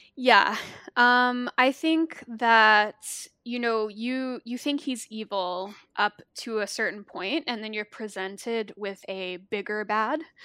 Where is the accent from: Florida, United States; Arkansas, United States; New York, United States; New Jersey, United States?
Arkansas, United States; I grew up in the Bible Belt, um, I'm from Arkansas, and I grew up in a very conservative Christian town